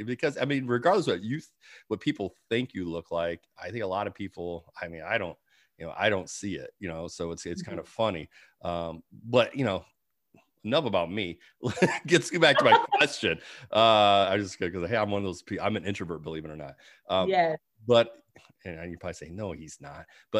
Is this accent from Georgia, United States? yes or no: yes; Georgia, United States; That's the, where I call find the peach, because I'm from Georgia.